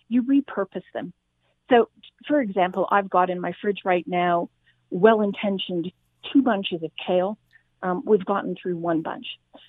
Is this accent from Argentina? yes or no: no; Australia; And despite my accent, I'm originally from Australia